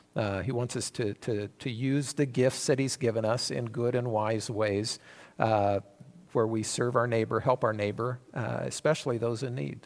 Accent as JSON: {"language": "English", "country": "United States", "said": "we as American citizens"}